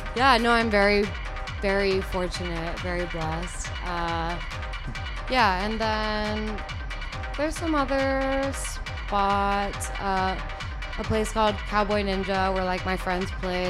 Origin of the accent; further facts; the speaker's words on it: Guam; I'm from Guam. Okay. Like born and raised